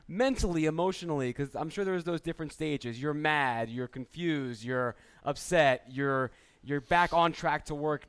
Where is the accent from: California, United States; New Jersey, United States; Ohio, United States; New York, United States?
New Jersey, United States; accent: Jersey; moved away; my Jersey accent came through